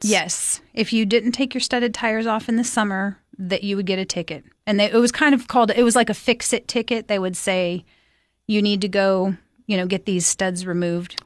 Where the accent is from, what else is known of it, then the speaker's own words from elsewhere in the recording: Alaska, United States; moved away as an adult; also born or lived in South Dakota / Philadelphia area; now in Cookeville, United States; I moved to Alaska when I was nine, and I grew up up there.